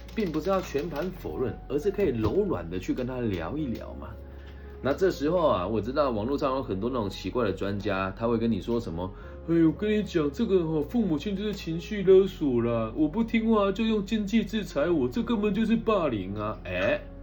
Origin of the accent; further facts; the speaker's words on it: Taiwan; 身为土生土长的台湾男孩